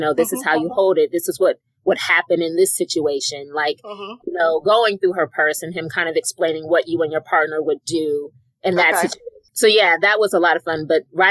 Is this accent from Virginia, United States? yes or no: yes; Alexandria, Virginia, United States; I'm from Alexandria, Virginia